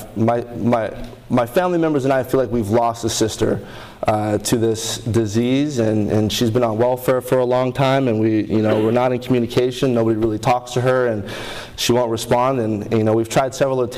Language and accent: English; Honolulu, Hawaii, United States; I grew up in Honolulu, Hawaii.